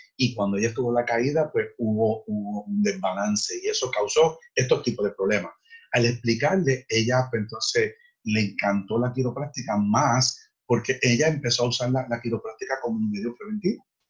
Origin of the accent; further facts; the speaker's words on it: Fajardo, Puerto Rico; yo nací en Fajardo